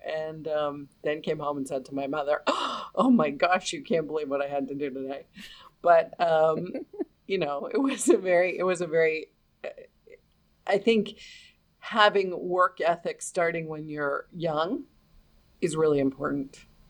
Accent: New York City, New York, United States; I grew up in New York City

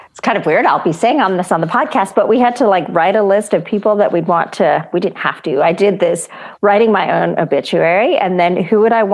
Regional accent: Chennai, Tamil Nadu, India; My parents are Christians and I grew up in Madras, India

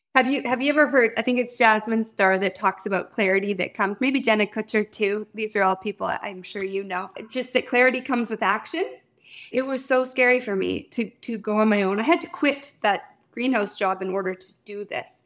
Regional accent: Fort Qu'Appelle, Saskatchewan, Canada; my hometown, which is Fort Capel, Saskatchewan

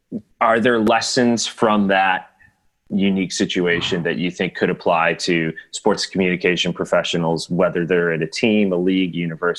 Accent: United States; as an American

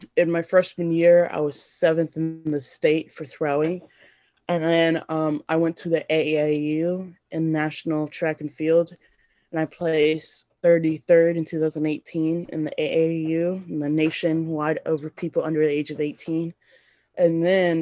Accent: Tennessee, United States; also born or lived in Sierra Leone; I'm from another country and I grew up in America

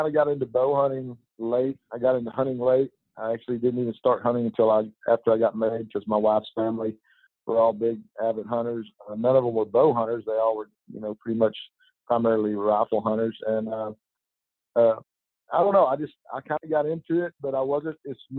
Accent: Weatherford, Texas, United States; moved away as an adult; now in Arkansas, United States; I grew up in Texas, grew up in Weatherford, Texas. My parents and I moved there when I was really young, like 5 or 6

